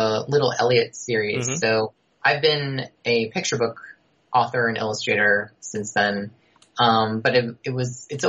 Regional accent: Rockland County, New York, United States; I grew up outside New York City in the suburbs, yeah. Uh-huh. So I'm from Rockland County, so across the river from Westchester

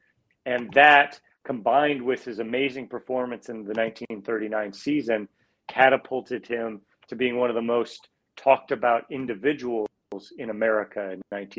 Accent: Iowa, United States; I like you, had those bullet points growing up in Iowa.

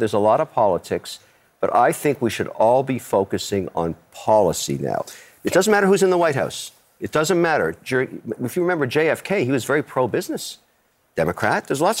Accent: Canada; You know, I'm a Canadian, I'm Emirati, and I'm also Irish.

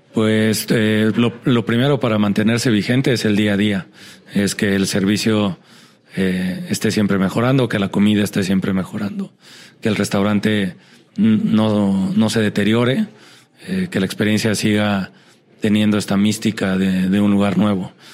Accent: Mexico; me siento un mexicano bastante normal

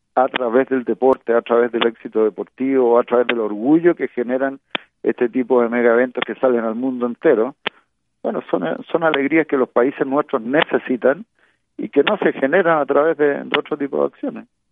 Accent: Chile

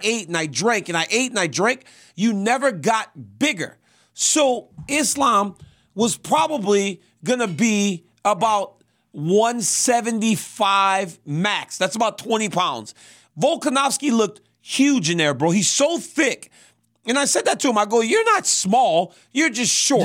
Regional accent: Louisiana, United States; moved away; I'm from Louisiana just as much as you. I don't live there like you two.

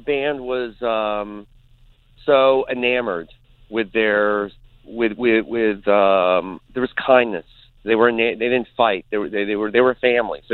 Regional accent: United States; as an American

